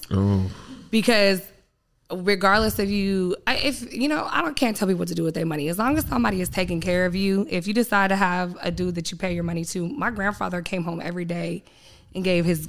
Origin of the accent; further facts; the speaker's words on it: San Diego, California, United States; I grew up in Southeast San Diego